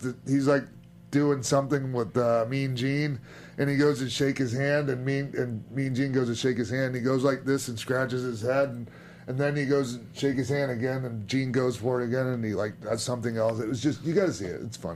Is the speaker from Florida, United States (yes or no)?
yes; St. Petersburg, Florida, United States; St. Pete's my hometown